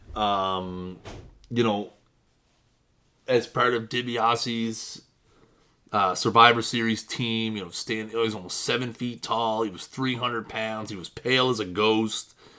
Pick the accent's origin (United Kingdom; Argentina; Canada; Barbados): Canada; I'm Canadian